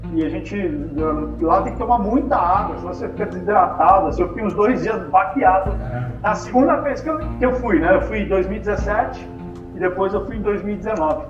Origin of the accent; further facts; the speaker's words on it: Brazil; nós somos brasileiros